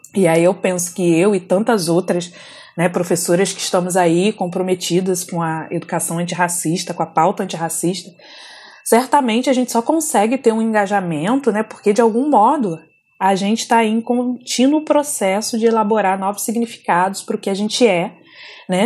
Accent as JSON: {"language": "Portuguese", "town": "Volta Redonda", "region": "Rio de Janeiro", "country": "Brazil", "moved": "as an adult", "said": "eu saí de Volta Redonda com 19 anos. Para quem não conhece, Volta Redonda é uma cidade do interior do estado do Rio de Janeiro, região sul-fluminense."}